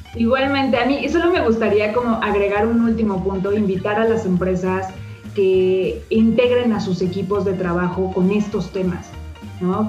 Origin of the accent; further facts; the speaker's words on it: Mexico; somos mexicanos